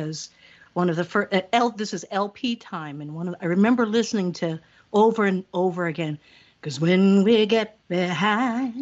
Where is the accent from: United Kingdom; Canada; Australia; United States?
United States; Hawaii; moved away as an adult; also born or lived in Chicagoland area, Illinois; now in Chicago, United States; I'm originally from Hawaii